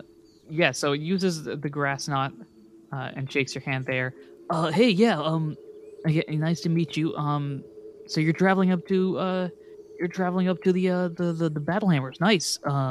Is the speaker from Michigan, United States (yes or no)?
yes; Detroit, Michigan, United States; Yeah, so Detroit. I'm from Detroit. I don't know what a Detroit accent.